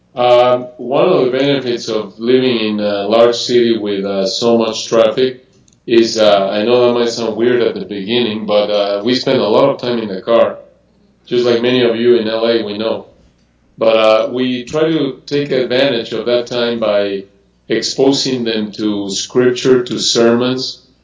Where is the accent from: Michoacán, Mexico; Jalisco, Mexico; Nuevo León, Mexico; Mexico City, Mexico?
Mexico City, Mexico; I was born and raised in Mexico City